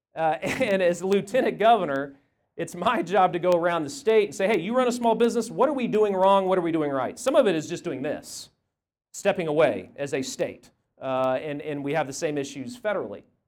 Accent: Tulsa, Oklahoma, United States; I'm a Tulsa boy. I grew up in Tulsa.

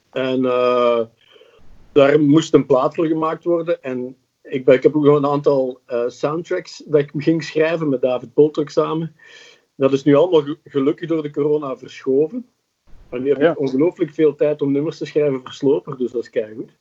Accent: Flanders, Belgium; accent: Flemish; Ik klink, heel Vlaams. Mijn ma, was, mijn ma was Belg, mijn pa was Nederlander

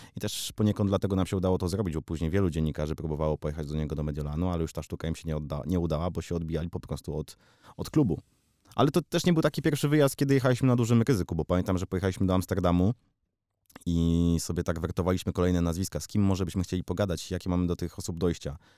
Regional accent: Warsaw, Masovian Voivodeship, Poland; Jestem prosty chłopak z Pragi

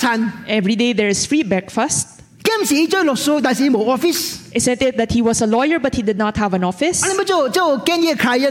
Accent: Hong Kong; I am from Hong Kong. There is one thing that Hong Kong does that I am unagreeable. I did not do it when I was in Hong Kong.

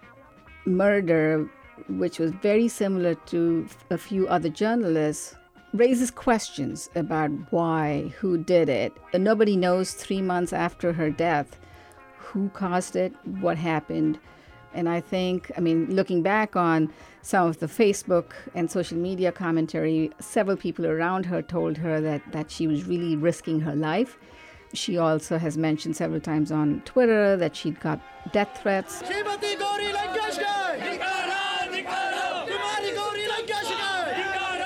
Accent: Bangalore, Karnataka, India; now in Fremont, United States; I grew up in Bangalore in India

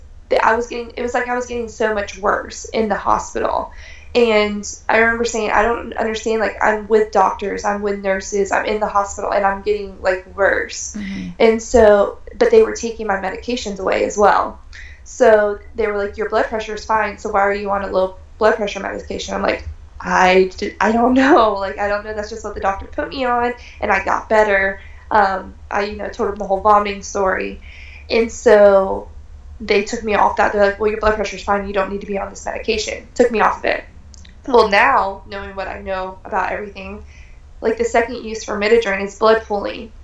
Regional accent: Tampa, Florida, United States; I'm from Tampa

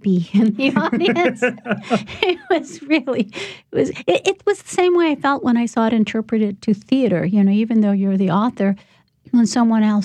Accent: Chicago, Illinois, United States; I grew up in Chicago in poor neighborhoods

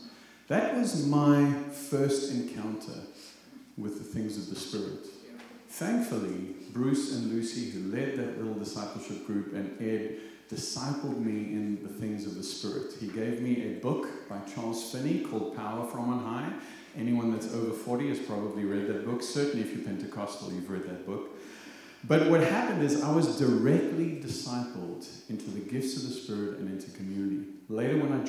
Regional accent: South Africa; accent: South African; also born or lived in Zimbabwe; now in United States; I am Zimbabwean by birth, South African by accent. I'm American by choice

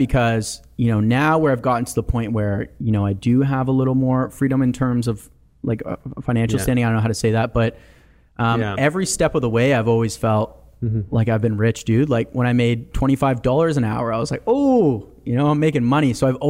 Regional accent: Canada; born there; I was born in Canada. My brother was born in Croatia.

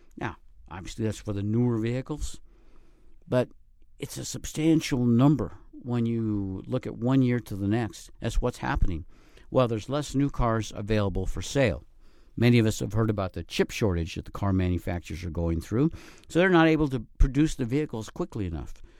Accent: plains of Colorado, United States; now in Northern Nevada, United States; I grew up in the Midwest, actually in the plains of Colorado

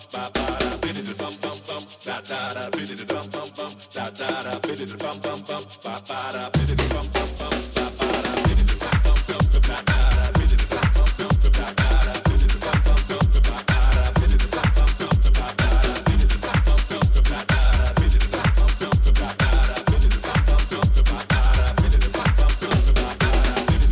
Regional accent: New York City, New York, United States; musician in my hometown, Jamaica, Queens, New York

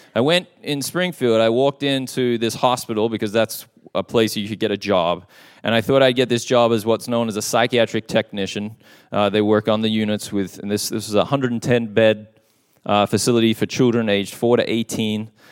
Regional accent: Perth, Western Australia, Australia; moved away; I was at a church, uh, in my hometown of Perth, Western Australia

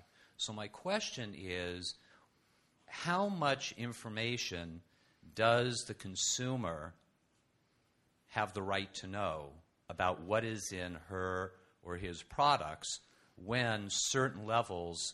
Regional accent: California, United States; I'm from California

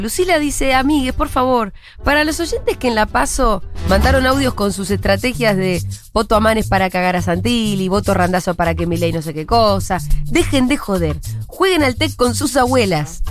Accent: San Juan, Argentina; soy de San Juan, toda mi familia vive en Mendoza

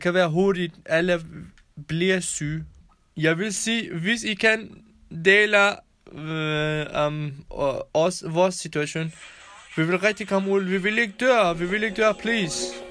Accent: Kurdistan, Iran; Danish is a second language; moved away as an adult; also born or lived in Kærshovedgaard, Denmark; now in Denmark; Jeg kommer fra Iran, jeg kurder.

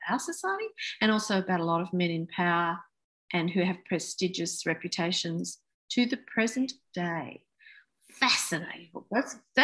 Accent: United Kingdom; now in Australia; I was born in Britain and my parents are British

